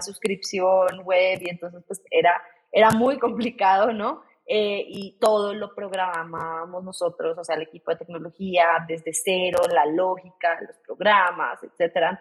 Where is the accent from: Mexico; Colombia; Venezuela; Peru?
Colombia; Bogotá; soy colombiana, soy de Bogotá